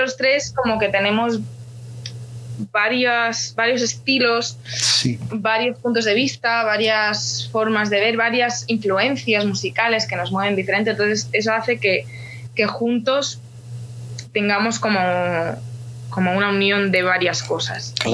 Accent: Ukraine; now in Spain; yo soy ucraniana

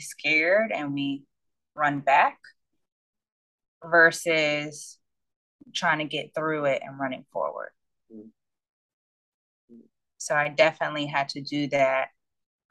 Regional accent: Connecticut, United States; also born or lived in New York / Washington State; from Connecticut, but I've lived in Washington State and I was born in New York

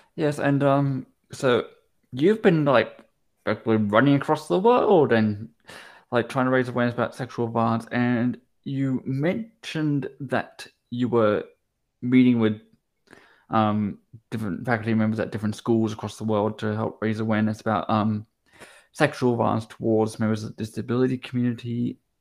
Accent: Brisbane, Queensland, Australia; moved away; I lived in Queensland for nine years. I lived in Brisbane, went to primary school there.

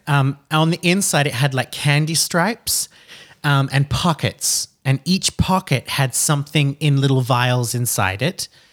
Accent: Lota, Queensland, Australia; I grew up in Lota, L O T A, in, uh, Queensland, Australia

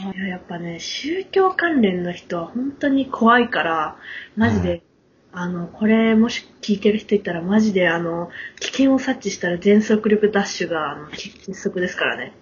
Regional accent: Kansai, Japan; 私関西なんです

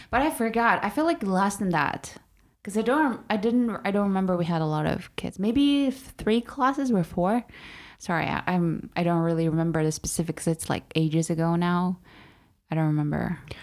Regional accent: Urumqi, Xinjiang, China; born or raised there; now in Beijing, China

